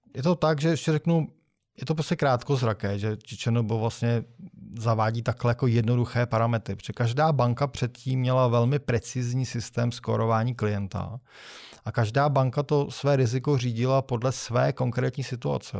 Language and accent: Czech; Czechia; my jsme v Češi